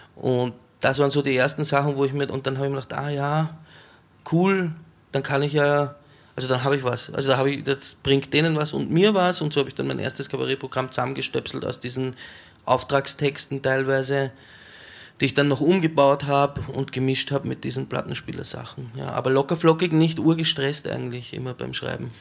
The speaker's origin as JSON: {"language": "German", "area": "Weinviertel", "region": "Lower Austria", "country": "Austria", "tie": "born or raised there", "said": "Ich bin in Niederösterreich aufgewachsen, im Weinviertel an der Grenze zum Machfeld"}